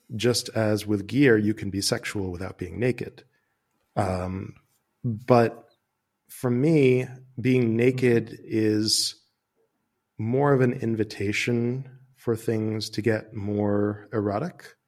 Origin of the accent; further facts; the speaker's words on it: United States; moved away as an adult; now in Amsterdam, Netherlands; I'm an American who moved to Amsterdam a couple of years ago